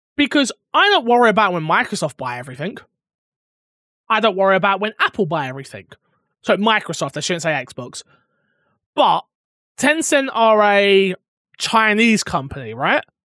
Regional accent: United Kingdom; I'm not even American. I'm bloody British.

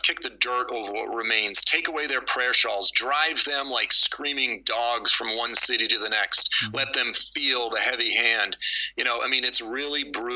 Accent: Boston, Massachusetts, United States; I was raised in Boston, and or south of Boston

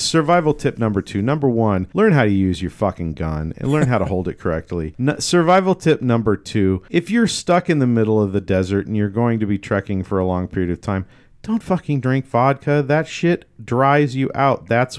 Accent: Elk, United States; I grew up in Elk, and, you know, it's all farm boy country out there, and we all have guns lying around.

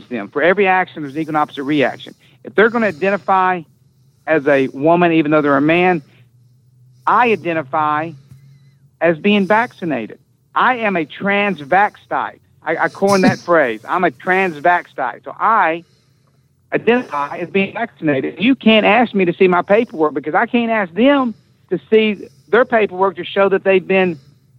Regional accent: Southeastern United States, United States; I'm going to stay in my hometown and in my Southeastern United States

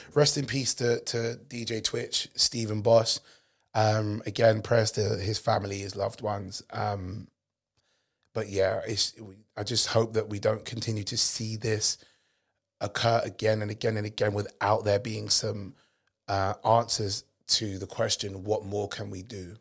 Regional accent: England, United Kingdom; I'm British, but I'm not the typical loutish English person that walks around who are you all the time. But even though I'm born and raised here

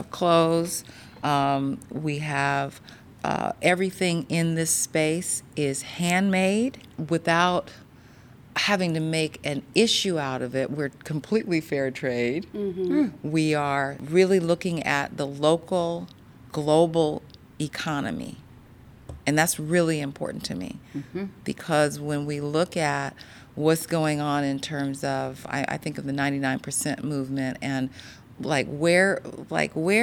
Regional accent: Marin, California, United States; I grew up in Marin

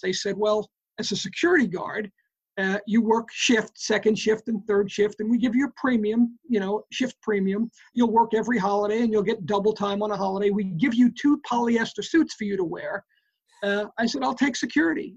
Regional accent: New York City, New York, United States; I grew up in the Bronx, New York

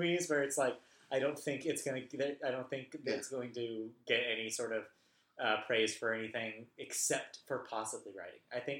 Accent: Southern California, United States; obviously we're from Southern California

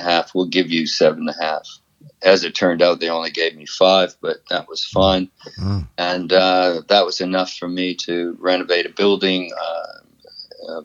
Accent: Windsor, Ontario, Canada; my hometown, Windsor?

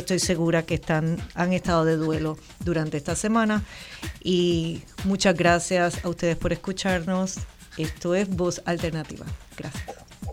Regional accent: Puerto Rico; Somos puertorriqueños de nacidos en muchas partes

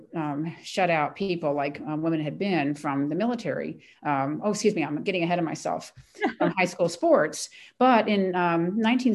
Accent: Ellicott City, Maryland, United States; I was a tomboy, born and raised in Ellicott City, Maryland

